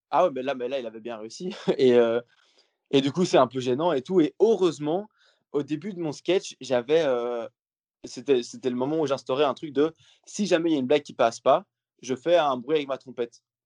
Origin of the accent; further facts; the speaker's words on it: Belgium; je suis belge